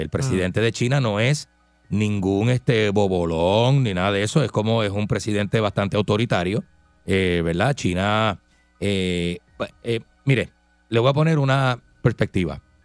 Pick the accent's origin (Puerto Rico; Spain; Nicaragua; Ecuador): Puerto Rico